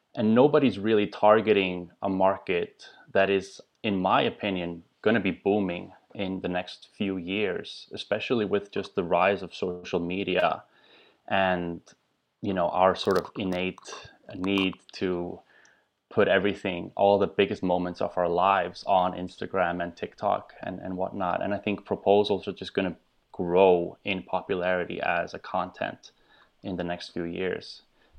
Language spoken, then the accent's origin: English; Iceland; English is a second language; now in United States; I'm originally from Iceland, and I've been in the U.S. now for about 10 years or so.